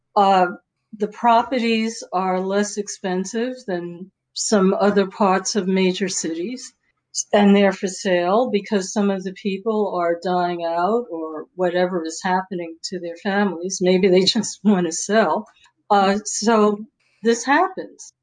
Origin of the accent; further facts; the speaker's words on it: New York City, New York, United States; also born or lived in Maryland / Boulder, Colorado / Boston area; now in Seattle, United States; I grew up in New York City and I lived in the Bronx and Harlem and Greenwich Village